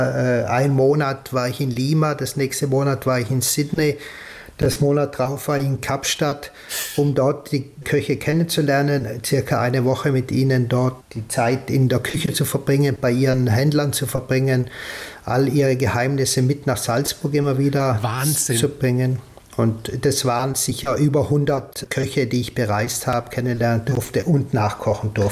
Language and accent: German; Trentino-Alto Adige, Italy; dann schreiben sie mir die Texte schon so wie ich sie als Südtiroler sagen würde.